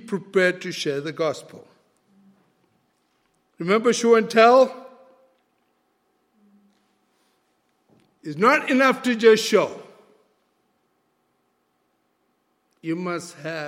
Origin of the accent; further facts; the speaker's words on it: Malaysia; first language Malay; English is a second language; I'm a Malaysian, my language is Malay.